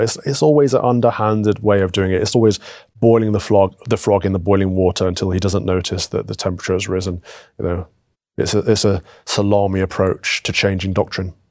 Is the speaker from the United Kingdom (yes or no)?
yes; United Kingdom; Northern Ireland, England, Scotland, Wales, under the United Kingdom, we have a shared culture